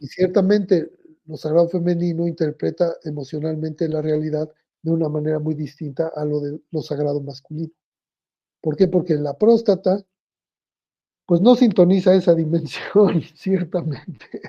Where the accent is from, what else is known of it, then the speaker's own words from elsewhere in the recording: Mexico; me tocó ser el primer mexicano en hablar de sexualidad en el radio